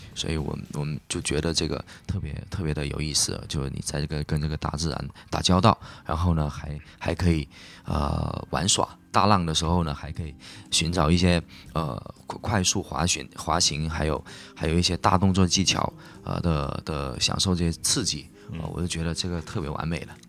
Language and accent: Chinese; Hainan, China; 因为我土生土长在海南嘛